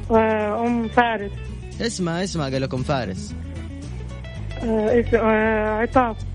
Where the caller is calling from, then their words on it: Jeddah, Makkah Province, Saudi Arabia; معكم من جدة